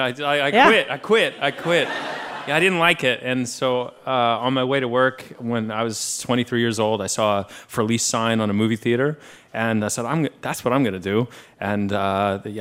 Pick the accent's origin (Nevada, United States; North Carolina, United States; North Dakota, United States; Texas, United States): Texas, United States; Austin; I'm from Austin, Texas.